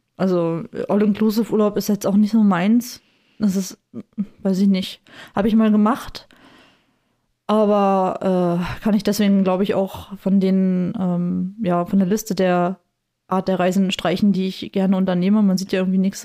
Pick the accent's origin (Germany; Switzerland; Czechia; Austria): Germany; the East, East Germany; ich bin halt auch im Osten groß geworden